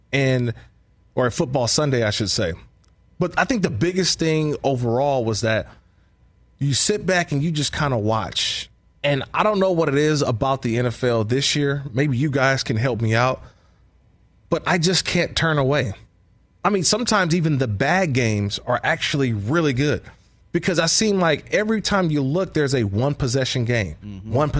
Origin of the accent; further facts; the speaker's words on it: Oakland, California, United States; I grew up in Oakland as a Bay Area guy